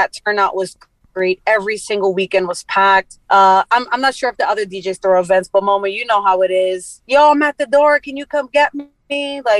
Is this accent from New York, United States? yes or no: yes; New York City, New York, United States; that's the neighborhood I grew up in.